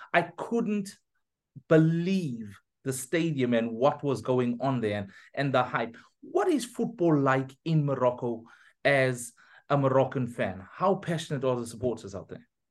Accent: Pietermaritzburg, KwaZulu-Natal, South Africa; I'm from Pietermaritzburg

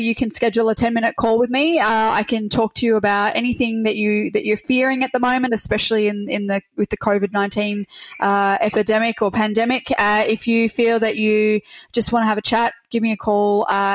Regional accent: Melbourne, Victoria, Australia; I'm from Melbourne

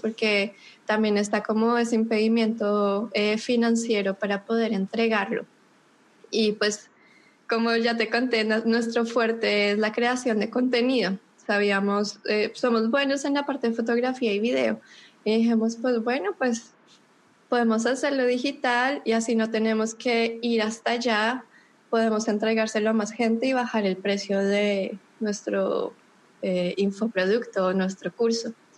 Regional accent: Bogotá, Colombia; moved away as an adult; yo soy de Bogotá, de pronto por mi acento alcanzan a descubrir que soy colombiana de Bogotá

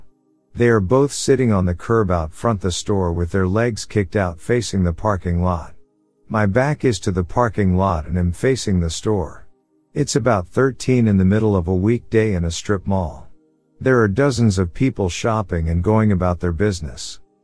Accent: Sacramento, California, United States; A little backstory, I'm from Northern California, Sacramento area. All my life I wanted to be a cop.

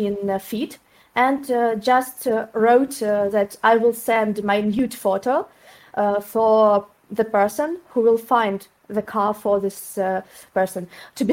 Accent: Belarus; English is a second language; moved away as an adult; also born or lived in Kyiv, Ukraine; now in Ukraine; Originally, I'm from Belarus, but I moved to Ukraine 3 years ago because of job offer

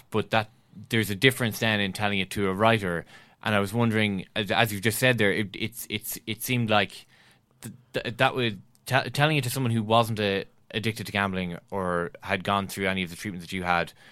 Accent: Ireland; I'm Irish. I think Ireland.

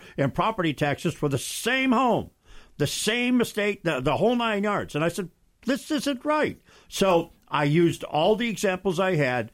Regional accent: Oswego, New York, United States; moved away; my hometown in upstate New York

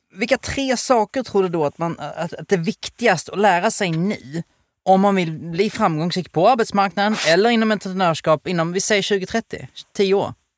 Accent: outside Helsingborg, Skåne, Sweden; jag är uppväxt utanför Helsingborg

